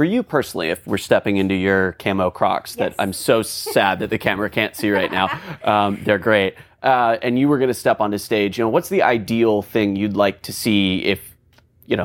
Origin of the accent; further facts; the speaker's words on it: the South, United States; now in Washington, D.C., United States; I'm originally from the South.